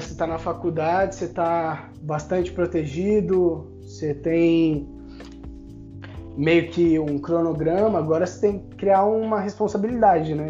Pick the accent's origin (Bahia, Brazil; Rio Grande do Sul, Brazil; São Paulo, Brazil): São Paulo, Brazil; falei que eu era de São Paulo